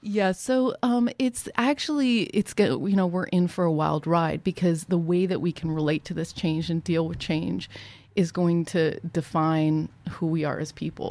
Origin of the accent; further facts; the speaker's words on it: Ohio, United States; I grew up in Ohio